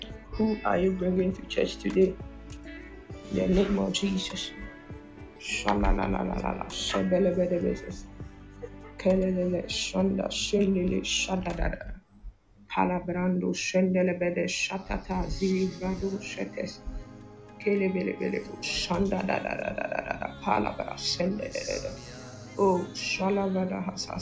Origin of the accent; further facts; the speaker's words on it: Ghana; I'm from Ghana